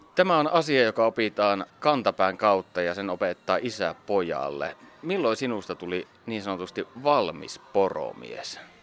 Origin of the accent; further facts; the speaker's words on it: Savonia, Finland; minun kotikonnullani Savossa.